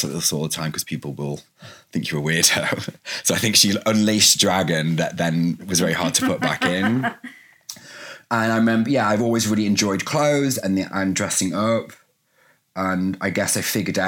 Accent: Derbyshire, East Midlands, United Kingdom; moved away as an adult; also born or lived in London; I was straight from Derbyshire, from like working in bars

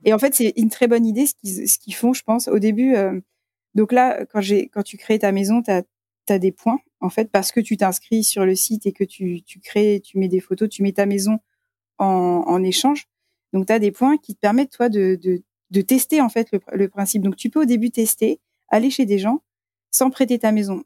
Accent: France; on était les seuls français partout où on allait

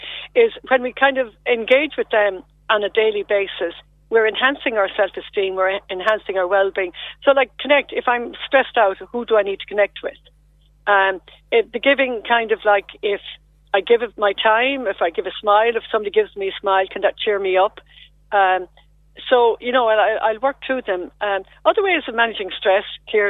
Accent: Lismore, Munster, Ireland; moved away as an adult; also born or lived in Cork; now in Westmeath, Ireland; I'm formerly from Lismore in County Waterford

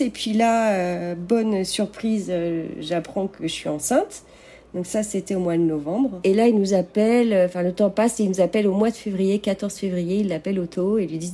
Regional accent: Rennes, Brittany, France; moved away as an adult; now in Las Vegas, United States; À l'origine, je suis de Bretagne, de Rennes.

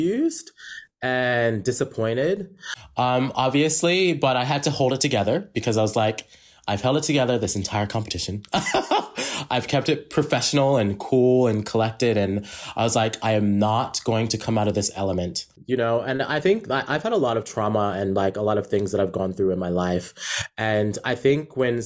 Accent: New York, United States; moved away as an adult; also born or lived in South Carolina; now in Australia; I was born and raised in New York, and then I moved to South Carolina when I was about 14. Then back to New York when I was 17, and I've been living in Australia for 9 years.

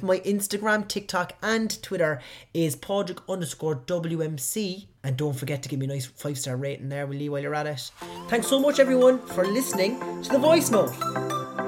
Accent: Cork, Munster, Ireland; accent: Cork; my Cork accent

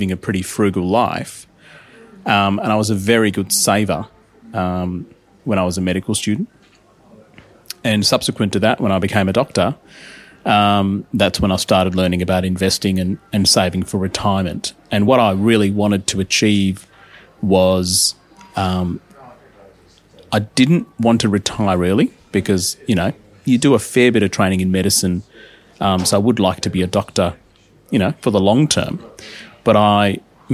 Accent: Adelaide, South Australia, Australia; moved away as an adult; also born or lived in India; now in Melbourne, Australia; I grew up in Adelaide for about 10, 11 years, did my primary school and high school there

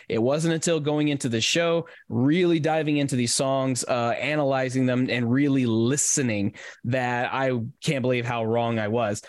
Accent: Nashville, Tennessee, United States; my my hometown

